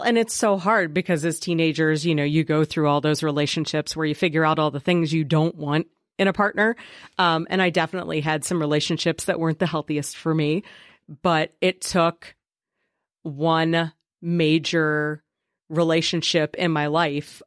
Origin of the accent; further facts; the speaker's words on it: Preble County, Ohio, United States; back where I grew up in Preble County